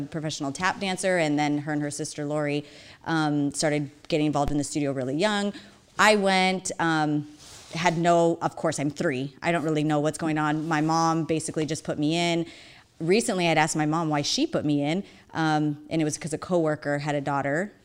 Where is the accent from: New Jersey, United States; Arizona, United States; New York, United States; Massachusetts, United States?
Arizona, United States; Phoenix; we moved from Maryvale up north